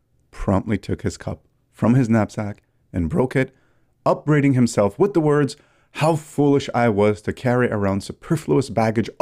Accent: Canada; I'm Canadian

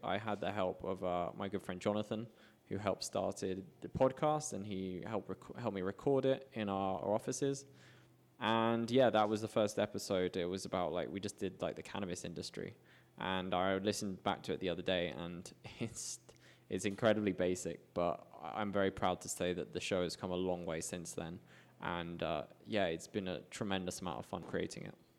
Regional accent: United Kingdom; moved away as an adult; now in Medellin, Colombia; I have a very strong passport, being British

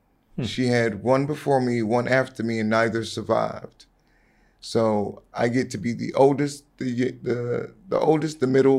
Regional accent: Brooklyn, New York, United States; born there; I was born in Brooklyn, New York. My mom and dad, they're from the country. My mom's from Dufusky. My dad's from Hilton Head Island.

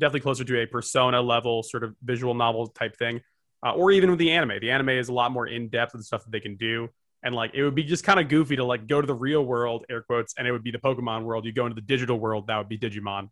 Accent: New Jersey, United States; I'm from Jersey

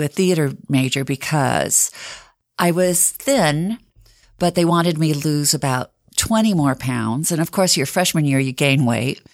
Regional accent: Bountiful, Utah, United States; I grew up in Bountiful, Utah, and, um, my father's parents came from Lebanon to Bountiful

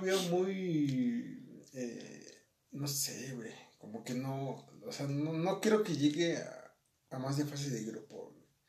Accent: Mexico; Nosotros como mexicanos

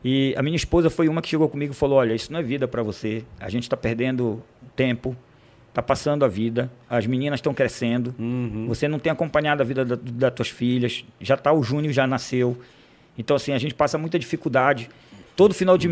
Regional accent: Cametá, Pará, Brazil; moved away; Nasci em Cametá, uhum. né, do qual tenho muito orgulho de falar que eu sou cametaense

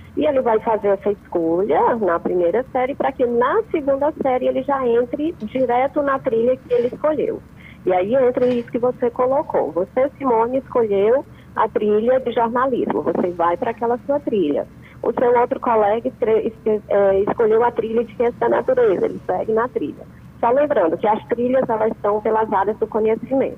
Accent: União, Brazil; pessoal de União, minha terra querida

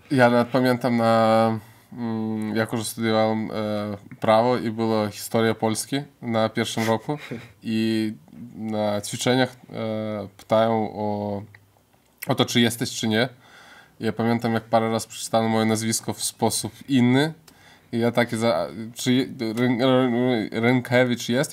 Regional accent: Lithuania; pochodzę z rodziny polskiej i żyje na Litwie

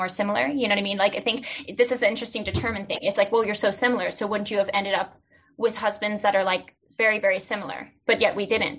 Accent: South Africa; because we're South African. So our dad's side is Afrikaans. Yeah. And our mom's side's Portuguese.

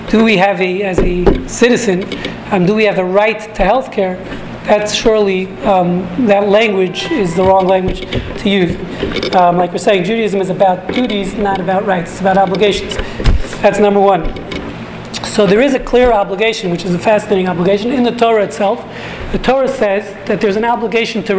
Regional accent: Houston, Texas, United States; I'm not local, I'm from Houston.

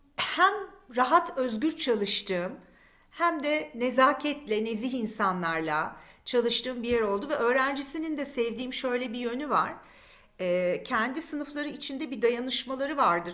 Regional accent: Istanbul, Turkey; also born or lived in Beykoz; İstanbul doğumluyum. İlk çocukluk yıllarım Beykoz'da geçti. Sonradan işte böyle 5-6 yaşlarından itibaren Kadıköylüyüm.

